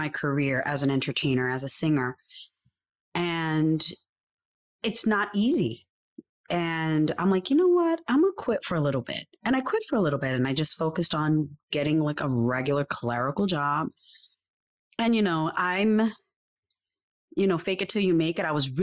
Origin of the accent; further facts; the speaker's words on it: New York City, New York, United States; also born or lived in Puerto Rico; I was born in New York. I lived here until the age of about 12, going on 13